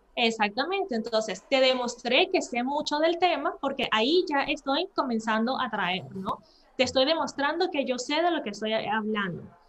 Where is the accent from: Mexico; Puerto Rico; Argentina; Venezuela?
Venezuela; moved away as an adult; also born or lived in Spain; now in Matosinhos, Portugal; yo soy de Venezuela y por eso es que mi español es así más fluido, inclusive que mi portugués, ¿no? En Venezuela estudié derecho